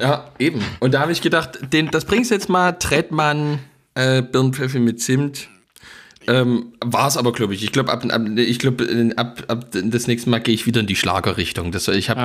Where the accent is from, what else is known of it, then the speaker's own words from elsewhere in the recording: East Germany, Germany; als Ostdeutscher wächst man ja schließlich und ergreifend damit auf